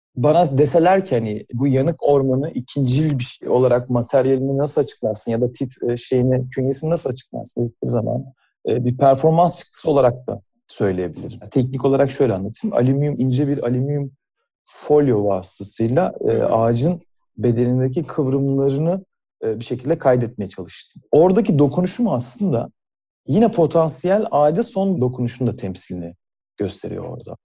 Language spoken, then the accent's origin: Turkish; Burdur, Turkey; aslen Burdurluyum ve annemin evindeki küçük bahçede